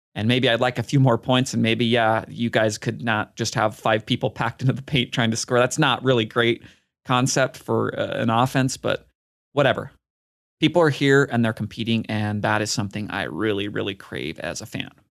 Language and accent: English; Utah, United States; my home state